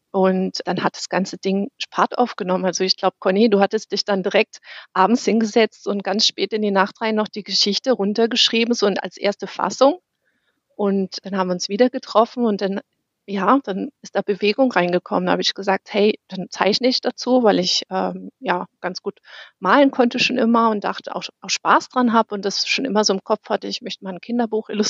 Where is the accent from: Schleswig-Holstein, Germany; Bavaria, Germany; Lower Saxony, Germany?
Schleswig-Holstein, Germany; Flensburg; born there; now in Bad Wildbad, Germany; Ich selber kenne sie auch nicht, weil ich komme ja gebürtig aus Flensburg. Ich bin quasi zugezogen nach Bad Wildbad